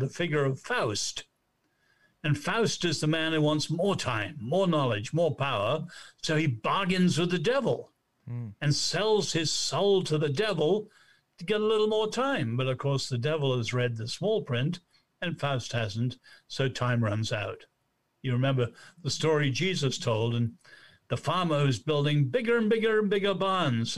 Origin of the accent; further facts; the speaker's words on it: China; moved away; also born or lived in Nanjing, China; I was born in China